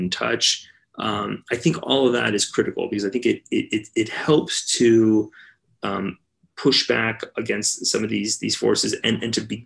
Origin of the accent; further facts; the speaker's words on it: Los Angeles, California, United States; Here in Los Angeles.